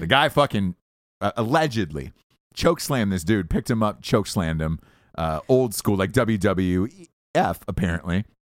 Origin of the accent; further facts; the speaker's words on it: Georgia, United States; as a kid growing up in Georgia my whole life